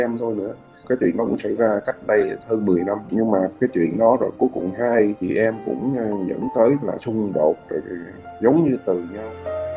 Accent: Southern Vietnam, Vietnam; Quê của mình thì gốc miền Trung, nhưng vào miền Nam này từ hồi bé

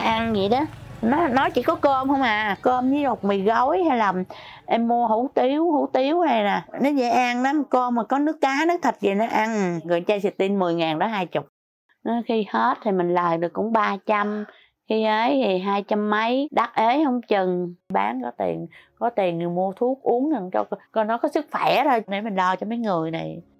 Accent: Sóc Trăng, Vietnam; now in Ho Chi Minh City, Vietnam; quê tôi ở Sóc Trăng Hồi nhỏ

